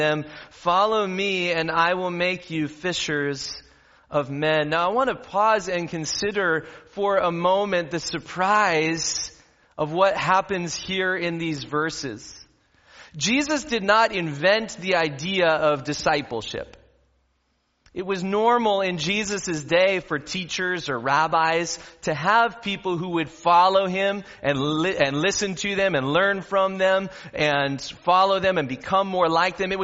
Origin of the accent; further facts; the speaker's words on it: Southern California, United States; I grew up in Southern California